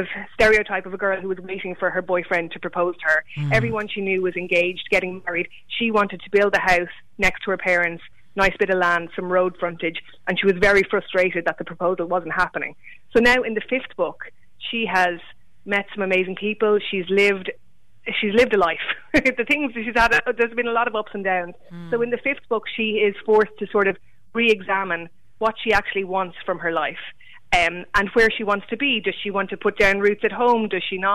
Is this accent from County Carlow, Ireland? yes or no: yes; County Carlow, Ireland; I'm from Berwick, County Carlow